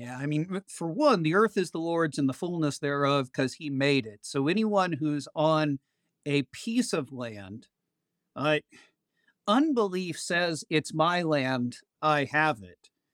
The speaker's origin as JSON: {"language": "English", "region": "Oklahoma", "country": "United States", "also_born_or_lived": "Allen, Nebraska", "moved": "as an adult", "lives_now": "Shawnee, United States", "said": "I came from Oklahoma originally, spent ten years up in Nebraska at a great parish there, and Right after the pandemic, God called us back home"}